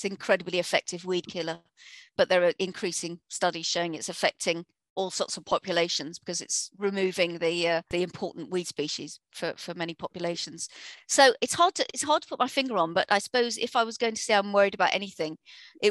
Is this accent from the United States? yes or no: no; Harpenden, East of England, United Kingdom; my hometown in Hartmondon, Hertfordshire